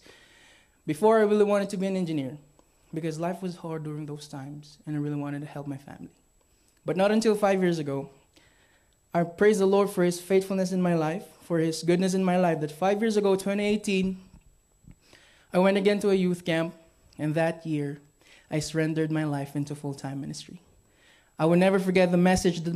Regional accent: Philippines; I am born and raised in the Philippines.

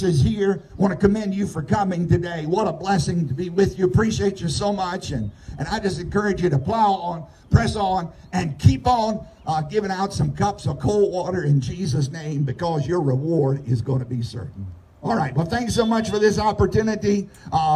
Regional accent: United States; where I grew up in Southside.

